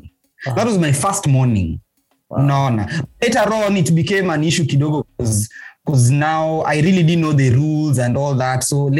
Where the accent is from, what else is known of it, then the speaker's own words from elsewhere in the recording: Nairobi, Kenya; I was away from Nairobi